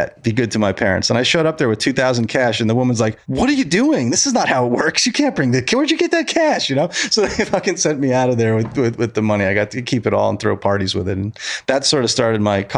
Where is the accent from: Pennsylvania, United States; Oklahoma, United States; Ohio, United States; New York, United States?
New York, United States; Monticello; Monticello, where I grew up